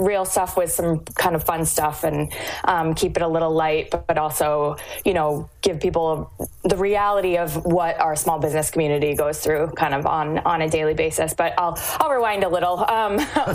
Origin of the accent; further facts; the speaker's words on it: Falmouth, Massachusetts, United States; I grew up in Falmouth, and I was gone for about 10 years and came back to the Cape.